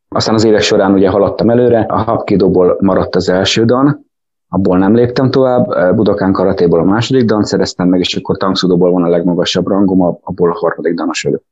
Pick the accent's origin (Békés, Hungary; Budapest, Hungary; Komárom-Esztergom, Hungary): Komárom-Esztergom, Hungary; Tatabánya; Én tatabányai vagyok, úgyhogy a tatabányai, akkor még tatabányi bányás sportklub volt, és én ott úsztam